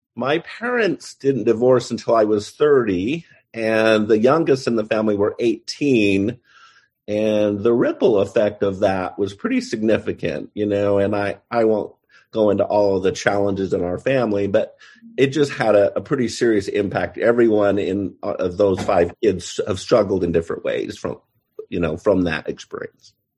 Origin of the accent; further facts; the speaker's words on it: Pleasant Grove, Utah, United States; I grew up in Pleasant Grove, Utah